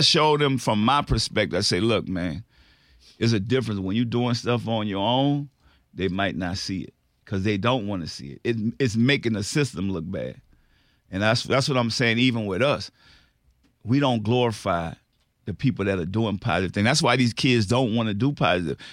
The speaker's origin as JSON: {"language": "English", "town": "New Orleans", "region": "Louisiana", "country": "United States", "said": "I'm from New Orleans"}